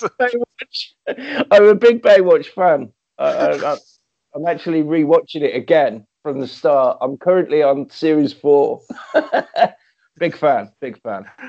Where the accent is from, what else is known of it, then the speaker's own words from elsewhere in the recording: Coventry, West Midlands, United Kingdom; I'm from Coventry.